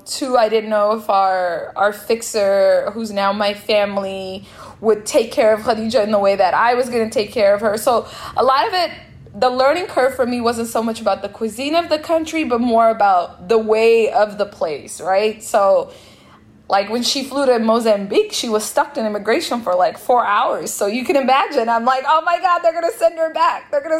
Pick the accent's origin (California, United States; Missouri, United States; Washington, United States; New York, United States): Washington, United States; Seattle; And by home, I mean like growing up in Seattle and eating a lot with Ethiopians and Eritreans.